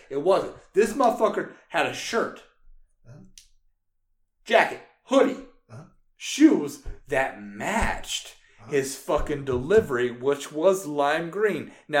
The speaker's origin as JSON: {"language": "English", "region": "North Carolina", "country": "United States", "said": "I'm from North Carolina. I'm the fucking whites."}